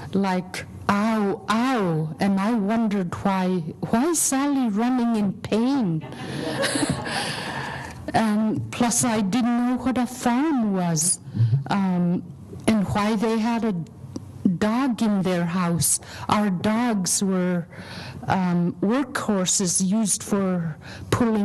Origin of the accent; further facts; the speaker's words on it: Aleknagik, Alaska, United States; now in Anchorage, United States; originally I'm from Aleknagik, living in Anchorage right now